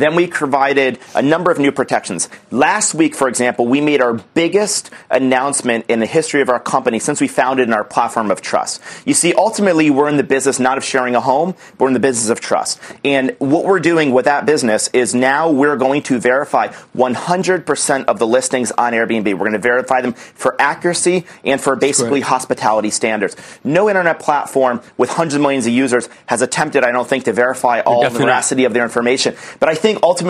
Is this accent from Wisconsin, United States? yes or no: no; Albany, New York, United States; I'm from the East Coast. I grew up in Albany, New York